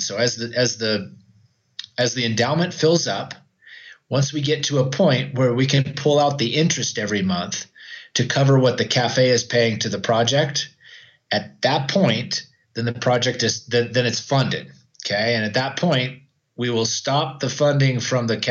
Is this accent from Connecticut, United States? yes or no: no; Oroville, California, United States; moved away as an adult; also born or lived in Idaho; now in Arequipa, Peru; I grew up in Oroville, California in the U.S., and spent most of my life there.